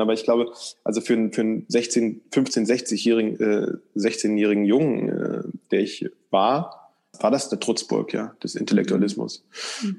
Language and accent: German; East Germany, Germany; ich komme aus der ostdeutschen Provinz, ähm, aus dem sogenannten Plattenbau-Satellitenstadt